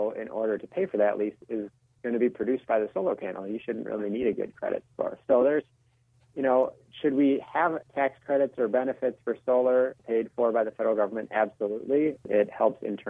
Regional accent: Minnesota, United States; my home state of Minnesota.

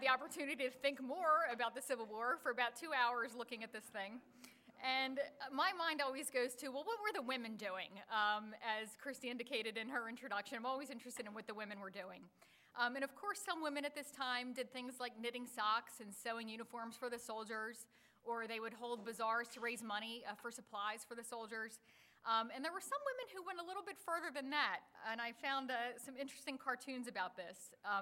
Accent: Philadelphia, Pennsylvania, United States; moved away as an adult; also born or lived in Atlanta; I was born and raised in Philadelphia, and I moved to Atlanta in 2001

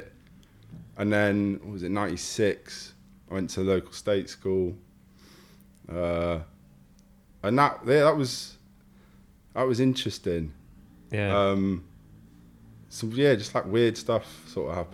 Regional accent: Menai Bridge, Wales, United Kingdom; also born or lived in Liverpool; now in London, United Kingdom; There was a little town called Menai Bridge. That's actually where I went to secondary school as well

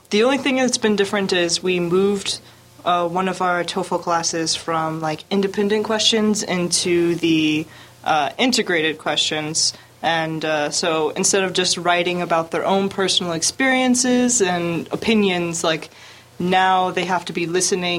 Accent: southern United States, United States; moved away as an adult; now in Daegu, South Korea; I'm like 100% USDA, like American beef, like made, raised, like educated in the United States.

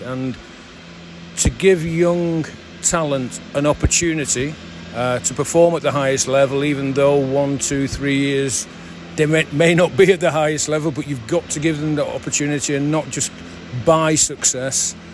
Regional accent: St Helens, North West England, United Kingdom; my hometown club

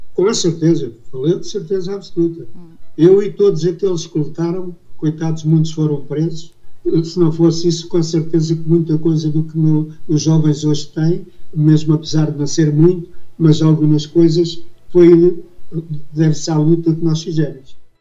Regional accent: Portugal; born or raised there

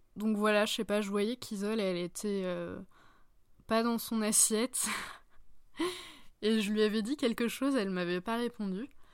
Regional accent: France; au sein de mon pays d'origine

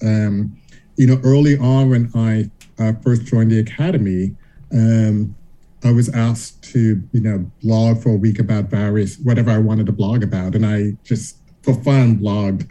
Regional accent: Charleston, South Carolina, United States; I grew up in Charleston, South Carolina

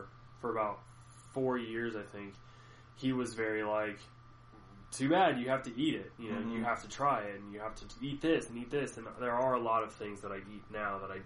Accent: United States; being American

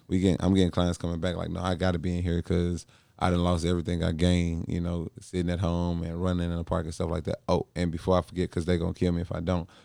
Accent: St. Louis, Missouri, United States; moved away; from Saint Louis, my hometown

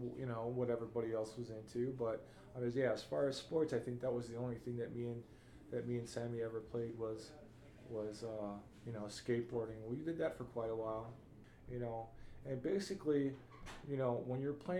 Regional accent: Chicago, Illinois, United States; Growing up in Chicago and, you know, growing up poor too

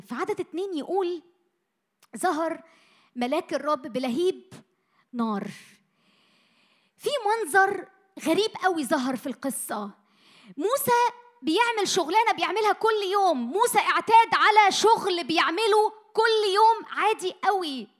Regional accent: Egypt; اتولدنا وعشنا وتربينا في مصر

